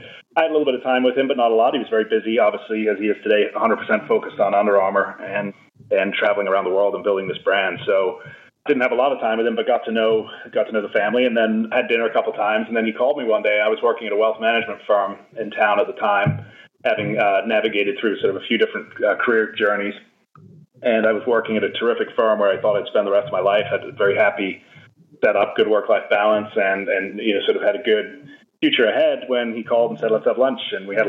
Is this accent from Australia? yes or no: no; United Kingdom; moved away as an adult; now in Baltimore, United States; I'm actually a Brit by birth and raising, and I came to the U.S. for college back in 1996, and I've been here since, been in Baltimore since 2002.